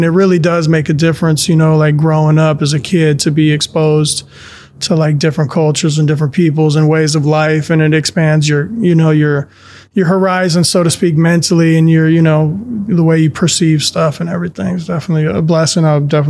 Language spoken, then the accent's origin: English; southern Spain, Spain; born there; I was actually born in Spain, in southern Spain, and my parents lived over there